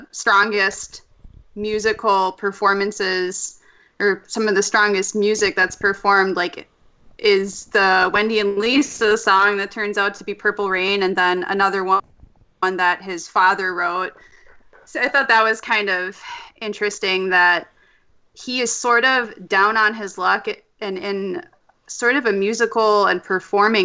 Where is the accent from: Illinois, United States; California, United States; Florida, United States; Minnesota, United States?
Minnesota, United States; I am from Minnesota